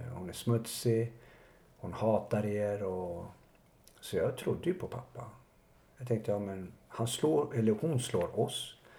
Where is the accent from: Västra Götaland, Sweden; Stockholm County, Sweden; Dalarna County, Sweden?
Stockholm County, Sweden; Botkyrka; har ju vuxit upp i, ute i Botkyrka